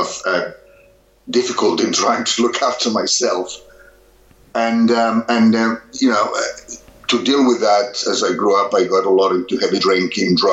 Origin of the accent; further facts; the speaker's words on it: Barcelona, Catalonia, Spain; moved away as an adult; now in Australia; I grew up in Barcelona, Spain, which happens to be very topical now